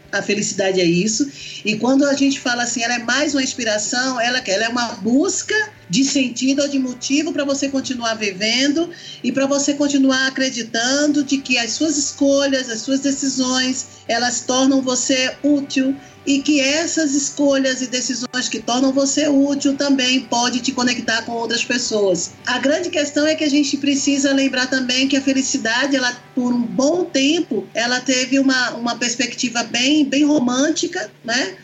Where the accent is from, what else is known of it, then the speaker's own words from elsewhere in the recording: Brazil; enquanto brasileira